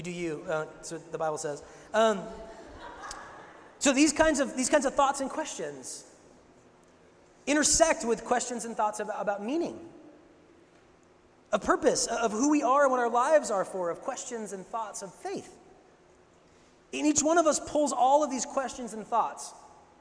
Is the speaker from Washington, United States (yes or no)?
yes; Seattle, Washington, United States; moved away; I grew up in Seattle